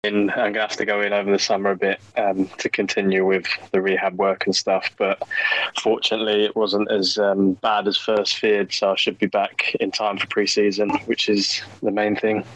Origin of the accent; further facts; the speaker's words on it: England, United Kingdom; being English.